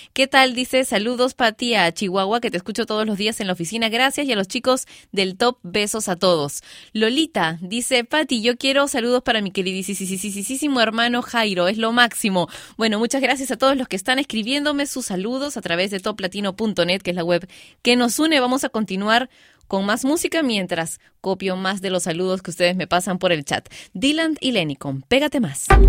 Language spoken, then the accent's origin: Spanish; Peru; mis amigos de Arequipa en mi país, Perú